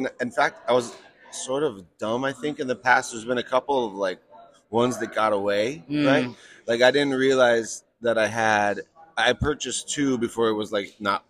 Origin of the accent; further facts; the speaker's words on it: Denver, Colorado, United States; I'm out here from Denver, Colorado.